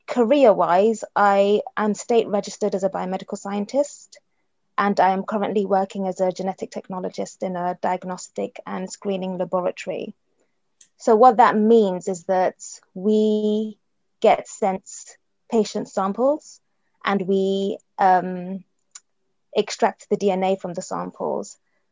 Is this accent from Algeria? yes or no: no; London, United Kingdom; born there; also born or lived in Nigeria; I was born in London, but I have lived in Nigeria. So just before I turned 9 years old, my mum took my siblings and I to Nigeria